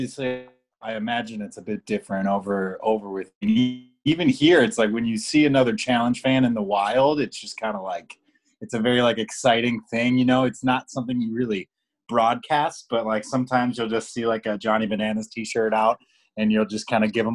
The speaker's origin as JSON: {"language": "English", "town": "Chicago", "region": "Illinois", "country": "United States", "accent": "Chicago", "said": "my Chicago accent"}